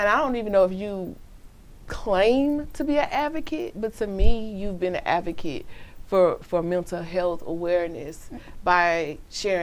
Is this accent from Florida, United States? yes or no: no; Missouri City, Texas, United States; I'm Mo City. I'm still okay. That's still considered the South.